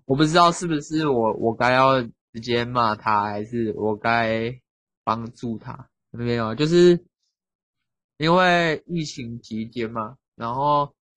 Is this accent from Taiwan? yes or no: yes; southern Taiwan, Taiwan; 虽然我们都是南部人